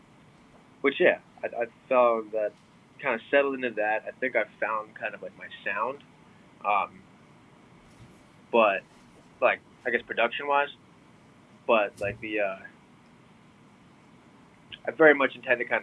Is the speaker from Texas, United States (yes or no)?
no; New York, United States; moved away; I'm originally from New York